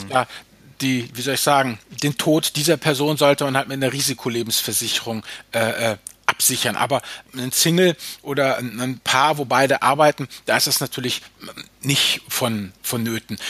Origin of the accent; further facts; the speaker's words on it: Germany; bei uns in Deutschland